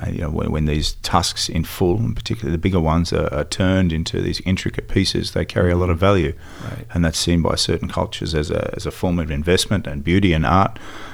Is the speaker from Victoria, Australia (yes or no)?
no; Sydney, New South Wales, Australia; also born or lived in Melbourne; Well, I was born in Melbourne, raised in Sydney. Dad ran pubs, so we lived in pubs.